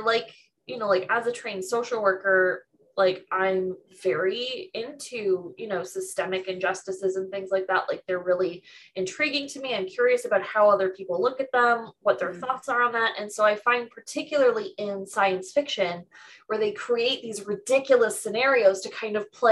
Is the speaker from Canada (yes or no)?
yes; Canada; I'm Canadian